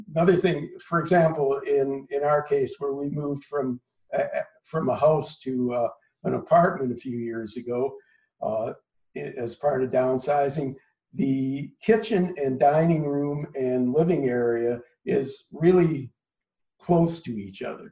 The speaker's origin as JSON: {"language": "English", "town": "Minneapolis", "region": "Minnesota", "country": "United States", "tie": "born or raised there", "also_born_or_lived": "Los Angeles", "moved": "as an adult", "lives_now": "Philadelphia, United States", "said": "I grew up in Minneapolis, Minnesota. Spent the first 22 or so years of my life"}